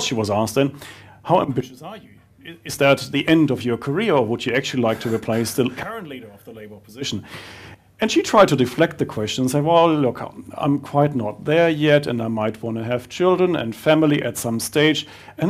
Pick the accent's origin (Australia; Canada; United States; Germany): Germany; now in New Zealand